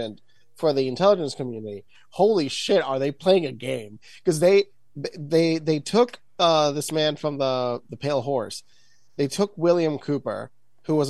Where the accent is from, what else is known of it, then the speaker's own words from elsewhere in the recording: Puerto Rico; I come from Puerto Rico